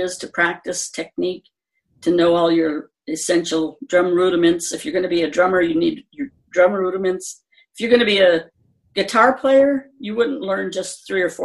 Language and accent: English; Michigan, United States; I joined the drum and bugle corps that we had in my hometown